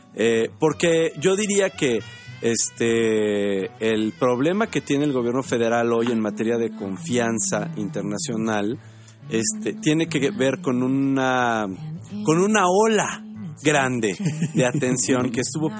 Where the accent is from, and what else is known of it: Mexico